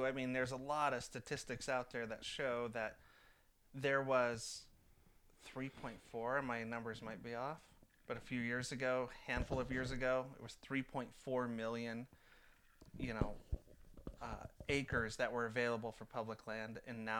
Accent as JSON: {"language": "English", "area": "San Francisco Bay Area", "region": "California", "country": "United States", "tie": "born or raised there", "moved": "as an adult", "lives_now": "Oregon, United States", "said": "I grew up in San Francisco Bay Area."}